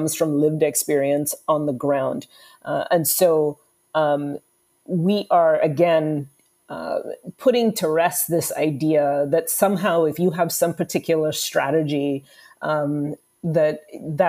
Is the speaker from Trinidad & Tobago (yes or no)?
yes; Trinidad & Tobago; moved away; I'm originally from the Caribbean, from Trinidad and Tobago